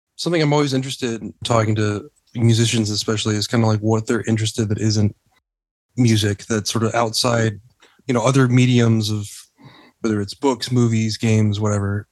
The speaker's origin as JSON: {"language": "English", "region": "Texas", "country": "United States", "tie": "born or raised there", "moved": "as an adult", "lives_now": "United Kingdom", "said": "I grew up in Texas too"}